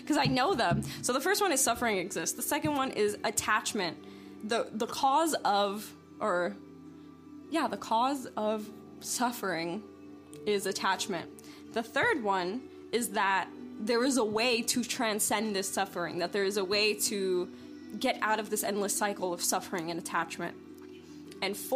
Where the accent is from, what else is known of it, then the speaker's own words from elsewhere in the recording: New York, United States; moved away as an adult; I'm originally from the East Coast, from New York